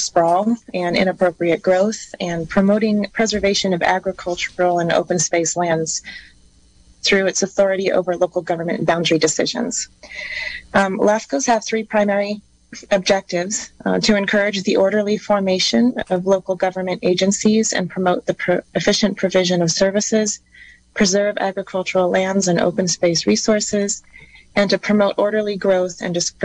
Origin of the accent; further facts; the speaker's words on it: Covelo, California, United States; moved away as an adult; also born or lived in Grass Valley; I grew up in Covelo and attended Humboldt State University